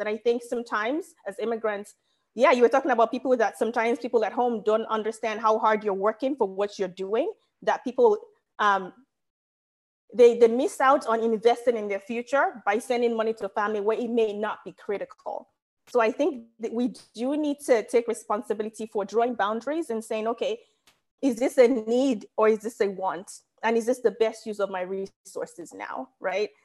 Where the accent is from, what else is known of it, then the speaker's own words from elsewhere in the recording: Nigeria; moved away as an adult; now in United States; I'm Nigerian, but I've lived in America for half my life